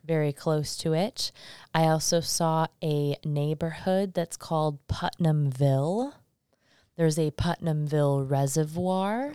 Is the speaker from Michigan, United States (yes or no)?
yes; Michigan, United States; now in Salem, United States; I come from Michigan. I come from the Midwest